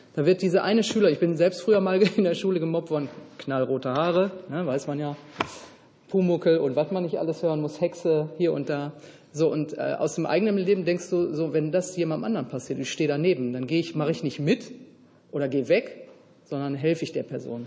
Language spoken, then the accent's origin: German; Hungary; wir kommen ja aus Ungarn